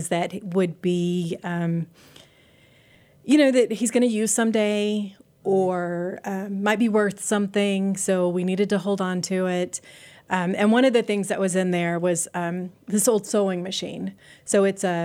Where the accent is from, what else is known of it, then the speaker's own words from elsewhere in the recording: Lubbock, Texas, United States; I grew up in Lubbock, Texas